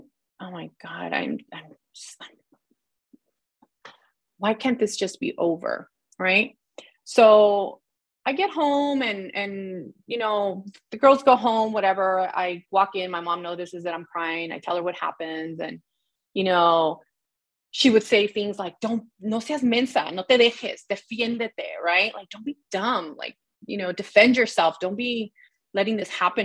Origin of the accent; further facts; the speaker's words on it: Los Angeles, California, United States; also born or lived in Pacoima / Sylmar; I was born and raised in the San Fernando Valley.